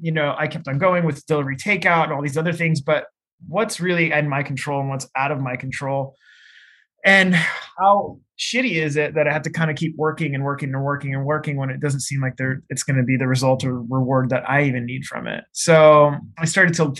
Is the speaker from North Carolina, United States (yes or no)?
no; Seattle, Washington, United States; I grew up in Seattle